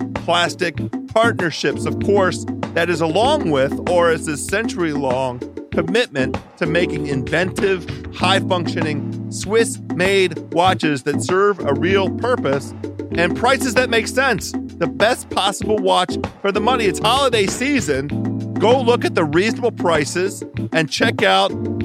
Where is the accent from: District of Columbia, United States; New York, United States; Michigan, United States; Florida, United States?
District of Columbia, United States; Washington; my hometown, Washington, D.C.